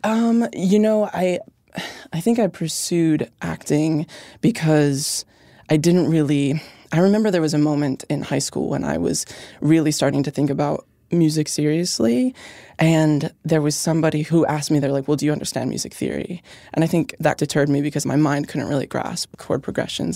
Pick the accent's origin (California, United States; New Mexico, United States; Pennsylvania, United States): Pennsylvania, United States; growing up in Pennsylvania